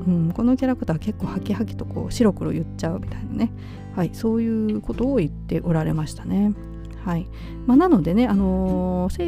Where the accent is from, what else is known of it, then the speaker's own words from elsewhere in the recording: Kansai, Japan; accent: Kansai dialect; 関西人としてはちょっと違和感感じるなという結論でした。